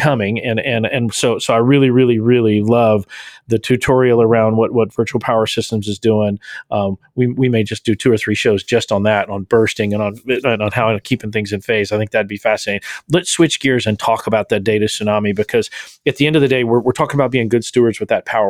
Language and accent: English; Texas, United States; the Texan with a seven-day blackout